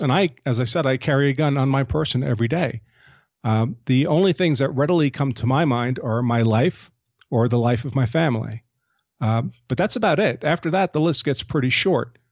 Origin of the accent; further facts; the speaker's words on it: United States; I'm an American gun owner